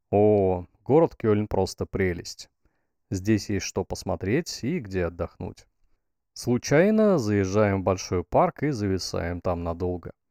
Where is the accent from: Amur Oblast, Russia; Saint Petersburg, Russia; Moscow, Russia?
Amur Oblast, Russia; Blagoveshchensk; Есть пиво, которое можно купить даже в городе Хэйхэ напротив моего родного города Благовещенска.